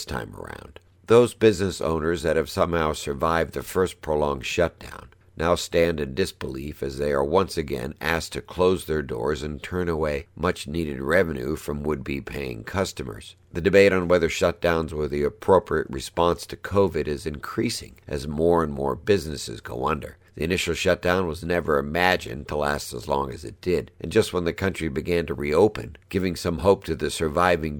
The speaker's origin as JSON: {"language": "English", "region": "California", "country": "United States", "said": "my home state of California"}